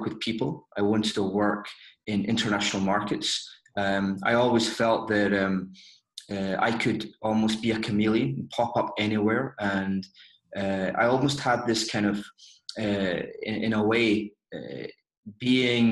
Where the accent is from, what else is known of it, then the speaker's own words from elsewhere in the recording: Glasgow, Scotland, United Kingdom; moved away as an adult; also born or lived in London; I grew up in Scotland, in Glasgow. I moved to London at the age of 21